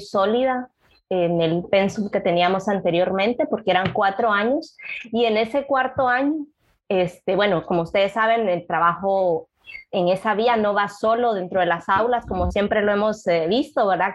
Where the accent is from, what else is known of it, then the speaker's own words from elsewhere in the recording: Puerto Barrios, Izabal, Guatemala; also born or lived in Guatemala City; Yo soy originaria de Izabal, nací en Puerto Barrios y pues acá la formación del nivel medio